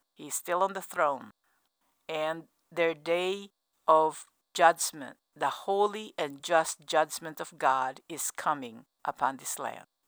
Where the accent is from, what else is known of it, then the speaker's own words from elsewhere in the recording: United States; as an American